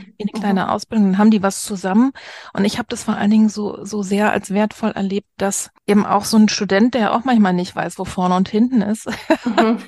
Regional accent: East Germany, Germany; als Ossi

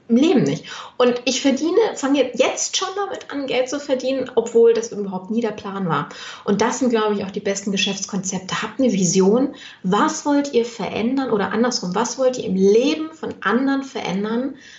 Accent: Düsseldorf, North Rhine-Westphalia, Germany; ich komme aus Düsseldorf

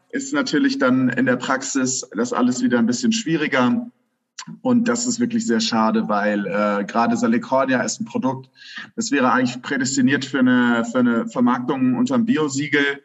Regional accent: Königstein im Taunus, Hesse, Germany; Ich komme ursprünglich aus äh, Königstein. Das ist ein ganz beschauliches Vorörtchen von Frankfurt am Main.

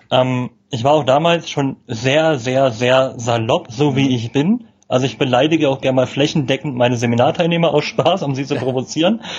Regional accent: Berlin, Germany; Und ja, man echter als Berliner manchmal an, aber ich kommuniziere das bewusst immer im Vorfeld

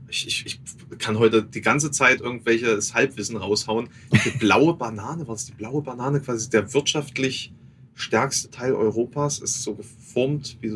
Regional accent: Thuringia, Germany; Also ja, als Thüringer dann außerhalb Thürings und dann auch noch jemand, der kein Fleisch isst.

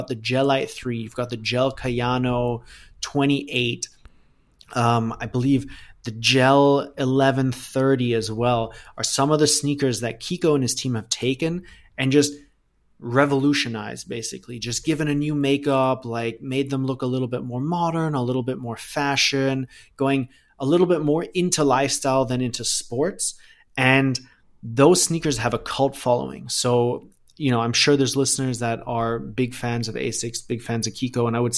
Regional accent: Thailand; also born or lived in Germany?; I was born in Thailand. I lived there for 18 years. My dad still lives there. So I haven't, for me, Thailand is home, right? Like, I'm German. I have a German passport. Both my parents are German, but I spent my entire childhood in Thailand.

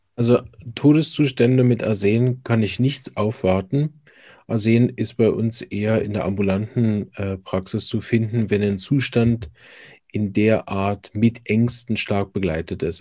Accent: Berlin, Germany; now in Switzerland; Ich bin ursprünglich aus Berlin, praktiziere aber in der Schweiz

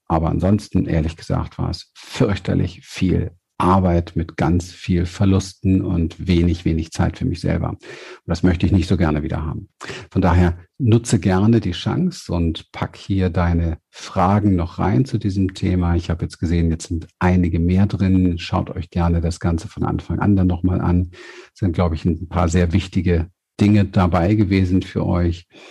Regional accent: Berlin, Germany; ich komme ja aus Berlin vom Hinterhof

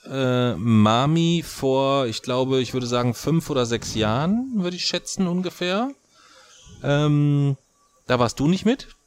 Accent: Kassel, Hesse, Germany; ich komme aus Kassel, was sollen wir Kassler denn alles tun?

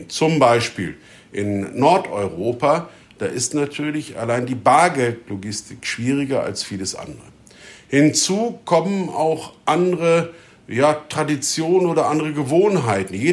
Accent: Germany; Wir als Deutsche liegen mit der Schweiz, mit den Österreichern in der Mitte

